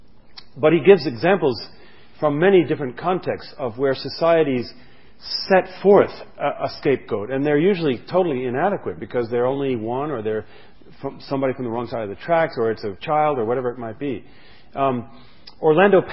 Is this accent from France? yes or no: yes; France; moved away; where I grew up in France